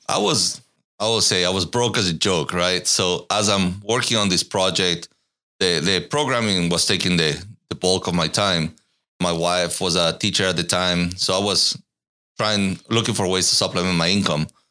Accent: Ecuador; moved away as an adult; also born or lived in Katy, Texas / Irvine, California; now in Austin, United States; I was born in Ecuador, lived there until I was nineteen

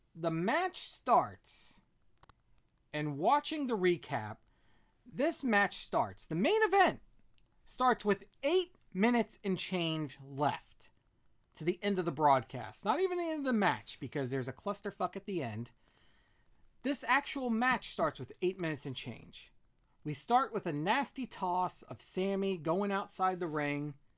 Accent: Virginia, United States; former high school teacher from my home state, Virginia

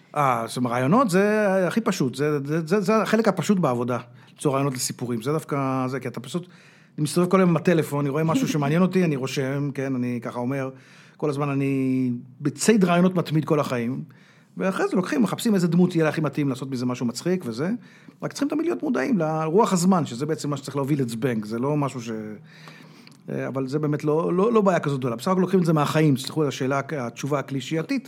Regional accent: Israel

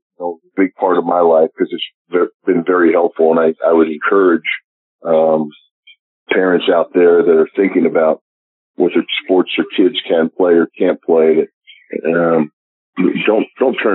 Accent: Philadelphia, Pennsylvania, United States; moved away as an adult; also born or lived in Pittsburgh; now in Kansas City, United States; I'm going to be back in my hometown of Philadelphia

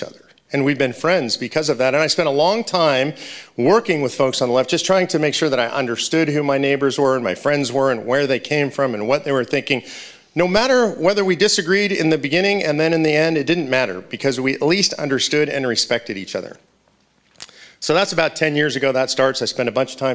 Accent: Los Angeles, California, United States; moved away as an adult; also born or lived in Grass Valley, California; now in Texas, United States; I grew up in Los Angeles, California

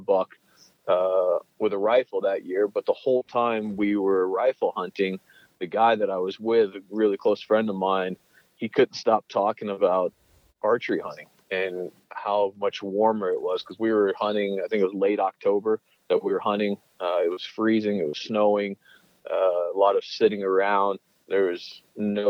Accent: Steamboat Springs, Colorado, United States; I grew up in Steamboat Springs, Colorado

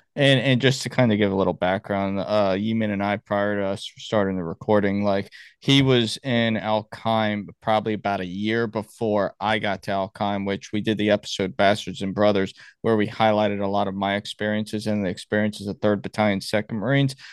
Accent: Miami, Florida, United States; I'm from Miami

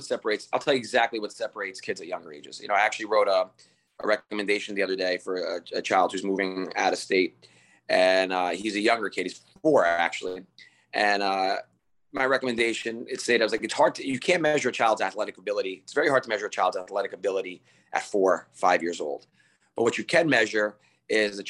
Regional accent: Harrison, New Jersey, United States; also born or lived in Brazil; I played soccer growing up in Harrison

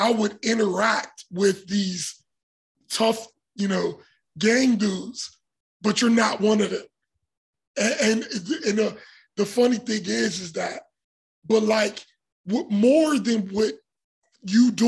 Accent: Pittsburgh, Pennsylvania, United States; we grew up in Point Breeze

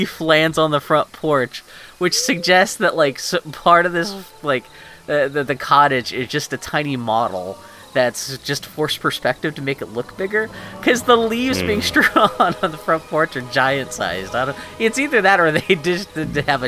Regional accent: Pittsburgh, Pennsylvania, United States; now in Portland, United States; I grew up in Pittsburgh

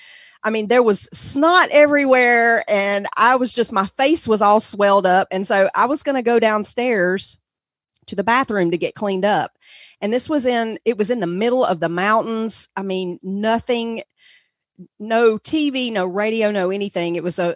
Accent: North Carolina, United States; I'm sure everyone can tell already that I'm from the South in the United States. So in the southern part of the country, we lived in North Carolina mostly.

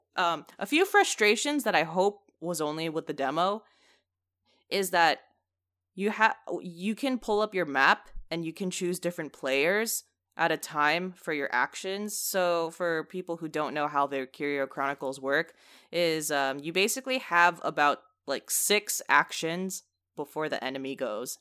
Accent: United States; I am a American

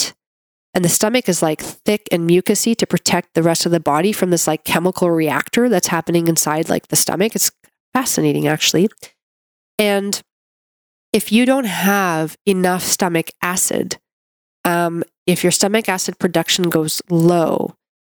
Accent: Canada; I'm a Canadian medical doctor

